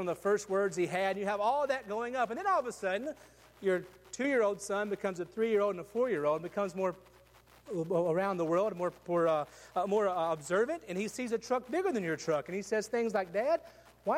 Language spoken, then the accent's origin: English; West Tennessee, United States; I grew up in West Tennessee where everybody had trucks